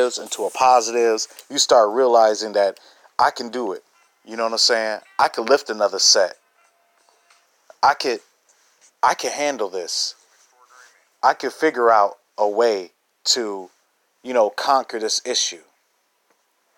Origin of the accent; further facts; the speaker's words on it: Chicago, Illinois, United States; I'm from Chicago on the south side. Grew up in the northwest suburbs.